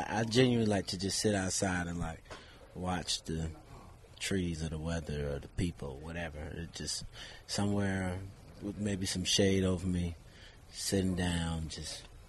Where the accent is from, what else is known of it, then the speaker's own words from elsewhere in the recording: Florida, United States; rep Florida. I represent Florida. So it's just like a bonus being able to represent and play in my home state